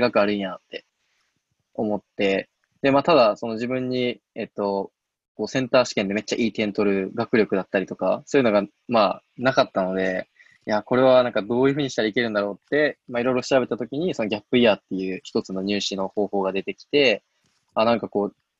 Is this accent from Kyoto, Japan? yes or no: yes; Kyoto, Japan; moved away; 僕もともとあの出身が京都なんですけど